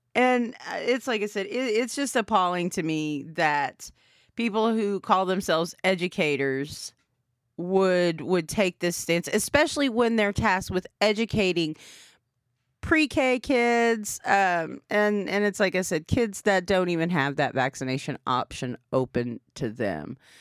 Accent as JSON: {"language": "English", "town": "Anadarko", "region": "Oklahoma", "country": "United States", "tie": "born or raised there", "said": "growing up in Fair Anadarko, Oklahoma, seven three oh oh five."}